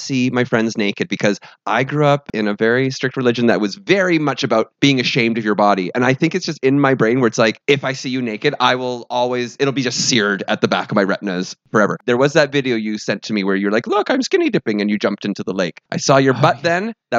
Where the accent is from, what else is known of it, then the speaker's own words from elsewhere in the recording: London, United Kingdom; In the UK. I'm from South London.